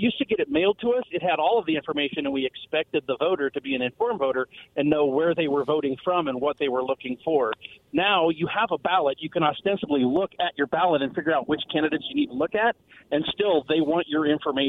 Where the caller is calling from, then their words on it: West Richland, Washington, United States; Hey, this is … from West Richland.